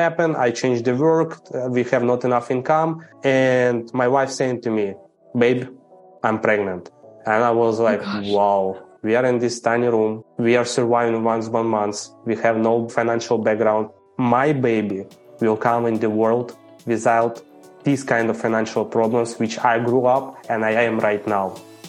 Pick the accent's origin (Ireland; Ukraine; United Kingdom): Ukraine; English is a second language; I'm Ukrainian. I grew up in Ukraine, never been abroad, didn't speak English, had no clue anything about what's happening in other countries. Grow up in the average family.